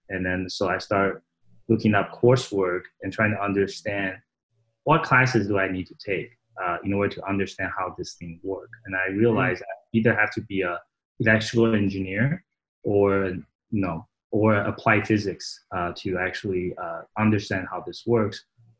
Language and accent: English; Saratoga, California, United States; English is a second language; I grew up in Northern California in a little town called Saratoga, California.